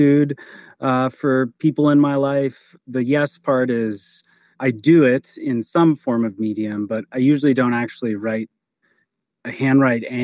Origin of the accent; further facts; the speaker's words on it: Lorain, Ohio, United States; also born or lived in Sandusky, Ohio / Toledo, Ohio / St. Louis, Missouri; My hometown is Lorain, Ohio.